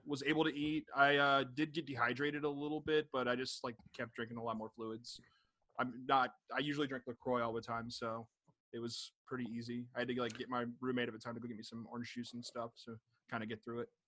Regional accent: Jacksonville, Florida, United States; now in Chicago, United States; I'm originally from Jacksonville, but I live in Chicago now.

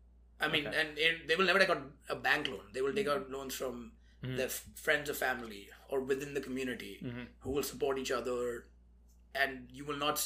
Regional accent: India; moved away; growing up in India

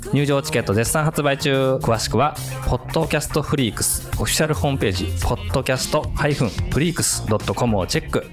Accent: Tokyo, Japan; 僕らってさ、東京生まれ東京育ちで働いてるとさ

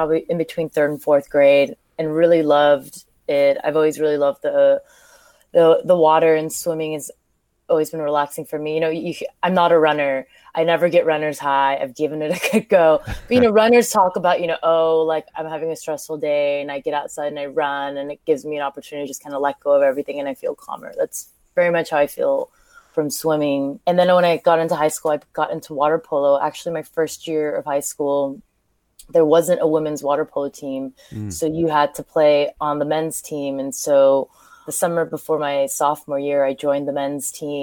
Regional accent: California, United States; also born or lived in Seoul, South Korea; I grew up in California

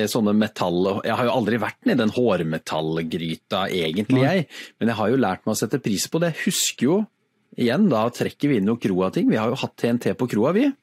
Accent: Innlandet, Norway; Jeg kommer fra Toten, og jeg kan spille gitar.

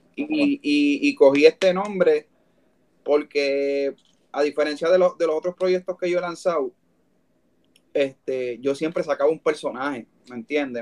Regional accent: Puerto Rico; de ahí vengo yo y, con orgullo

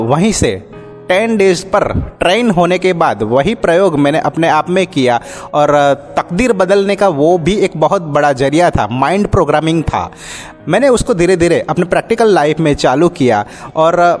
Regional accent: Halol, Gujarat, India; मैं हालोल पावागढ़ से बिलोंग करता हूँ

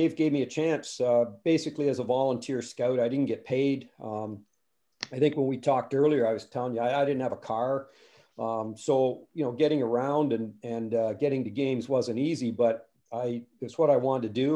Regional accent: Lindsay, Ontario, Canada; I grew up in Lindsay, Ontario

